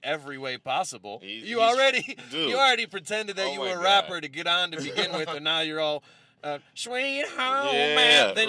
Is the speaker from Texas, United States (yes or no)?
no; Southfield, Michigan, United States; I'm from Southfield. I get it that it's not Detroit, but I'm more familiar with black culture than the average person that's from Troy or West Bloomfield.